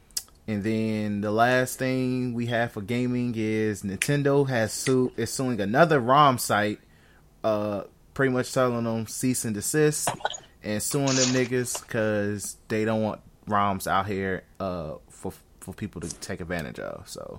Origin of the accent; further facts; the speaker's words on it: Chicago, Illinois, United States; we're from Chicago.